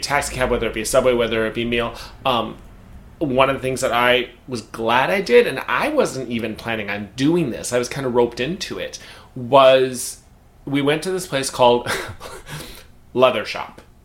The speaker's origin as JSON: {"language": "English", "country": "United States", "said": "as an American"}